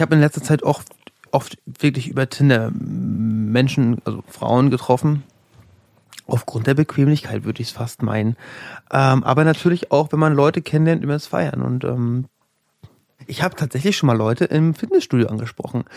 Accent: Rostock, Mecklenburg-Vorpommern, Germany; moved away as an adult; now in Berlin, Germany; ich bin aus Rostock aus. Ich bin Nordlicht.

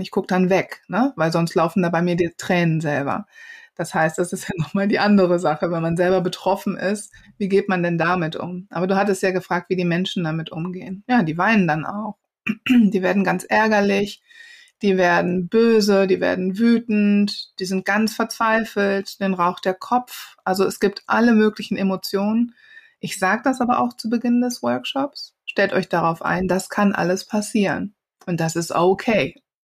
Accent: Wuppertal, North Rhine-Westphalia, Germany; also born or lived in Cologne; Ich bin ja keine Ausländerin, ich bin ja in Wuppertal geboren.

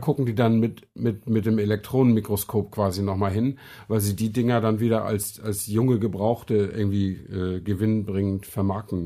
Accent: Flensburg, Schleswig-Holstein, Germany; in Flensburg, wo ich herkomme, direkt an der dänischen Grenze

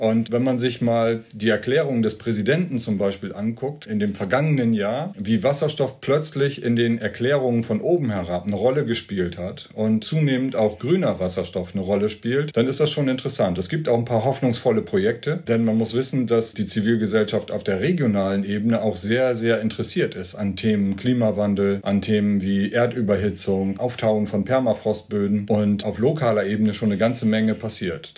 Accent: East Frisia, Lower Saxony, Germany; Ich komme ja aus Ostfriesland

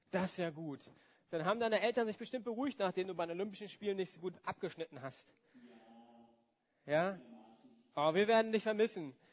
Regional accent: Germany; Ich komme ja aus dem Westen, von daher äh, haben wir auch geschickt

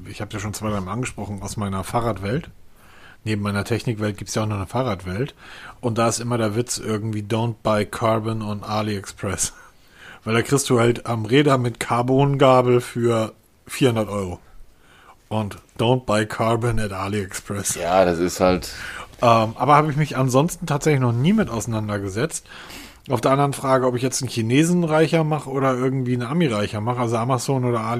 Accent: Northern Germany, Germany; Also ich bin ja Norddeutscher, wir machen einfach das Fenster

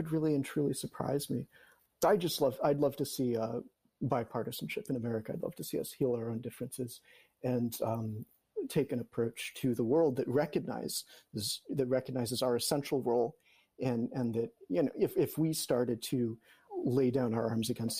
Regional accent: United States; moved away as an adult; spending all my years abroad as an American

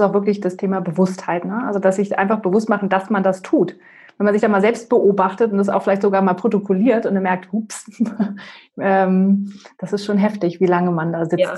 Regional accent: Northern Germany, Germany; also born or lived in North Carolina, United States; now in Palatinate, Germany; ich komme ursprünglich aus Norddeutschland und dann sind wir in die Pfalz gezogen

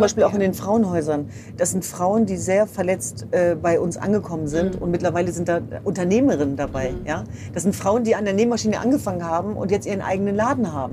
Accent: Germany; als Deutsche

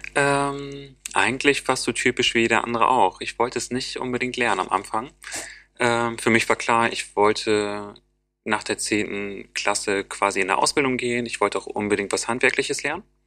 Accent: Osnabrück, Lower Saxony, Germany; now in Bremen, Germany; In Niedersachsen zum Beispiel, wo ich herkomme

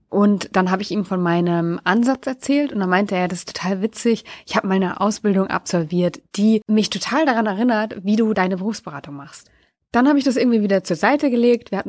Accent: Lower Saxony, Germany; war ich für einen Tag in meiner alten Heimat, nämlich in der Nähe von Wolfsburg.

